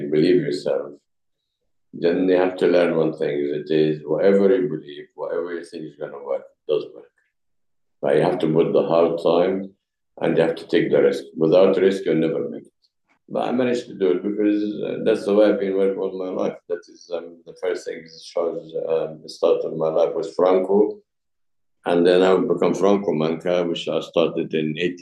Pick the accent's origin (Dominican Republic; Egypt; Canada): Egypt; English is a second language; moved away as an adult; now in England, United Kingdom; I come from Egypt.